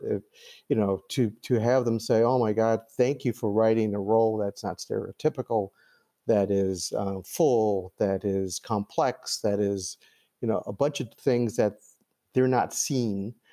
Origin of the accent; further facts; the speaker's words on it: Los Angeles, California, United States; I was born in 1959 in Los Angeles